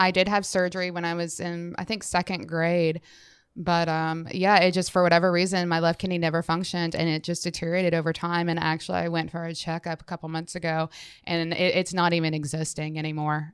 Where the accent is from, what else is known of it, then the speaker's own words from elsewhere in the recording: Atlanta, Georgia, United States; I grew up in Atlanta